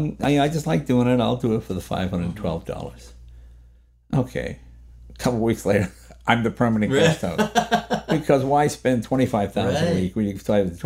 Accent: New England, United States; But growing up in New England, you have a reverence to your elders, for lack of a better word.

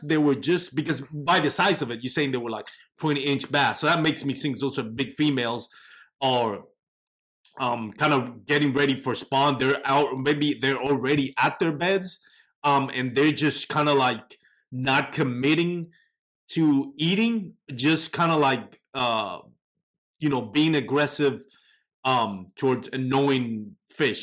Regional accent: Texas, United States; I'm from Texas

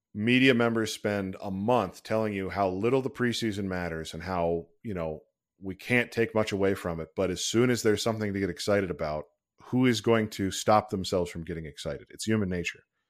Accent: Big Ten country, Midwest, United States; growing up in Big Ten country

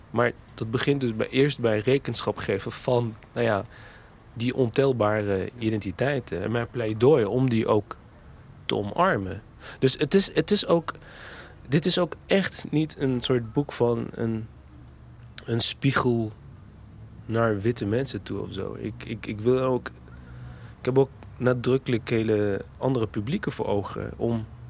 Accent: Netherlands; in die wijk waar ik opgroeide

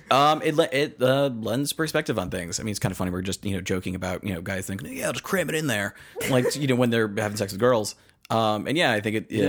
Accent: east of Worcester, Central Massachusetts, United States; I grew up you know in Central Mass, kind of a little bit uh, east of uh, Worcester

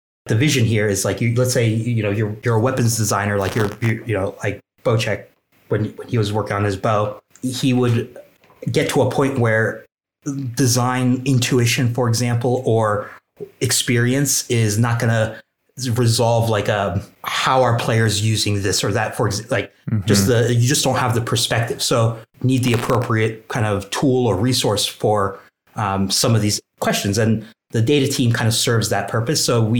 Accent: Turkey; now in United States; My technical title is a senior business and gameplay analyst, and I'm originally from Turkey. I did all my schooling on the East Coast of the United States.

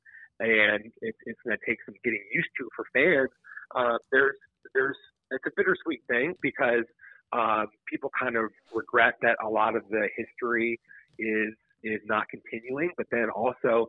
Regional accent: Los Angeles, California, United States; now in Arizona, United States; I grew up living in Los Angeles, and coming to ASU

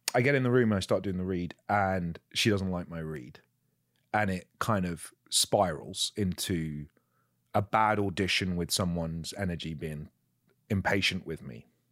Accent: England, United Kingdom; I'm English

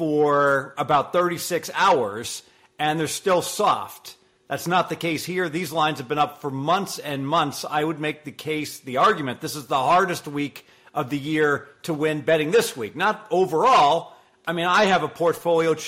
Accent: Cincinnati, Ohio, United States; I'm from Southern Ohio. Cincinnati, you know what our custom food is? Skyline chili

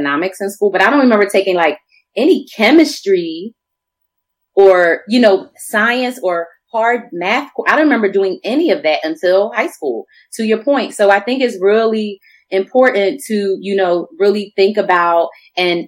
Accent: Philadelphia, Pennsylvania, United States; moved away as an adult; now in Portland, United States; I grew up in Philly

